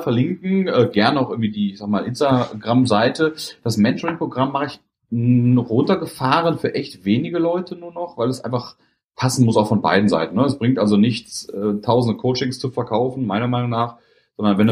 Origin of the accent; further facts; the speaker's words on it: Germany; ich bin extra aus Deutschland gekommen